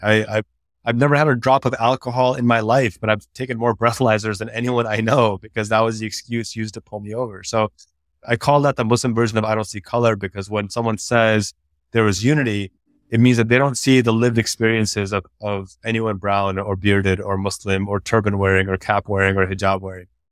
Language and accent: English; DuPage County, Illinois, United States; born or raised there; also born or lived in Pakistan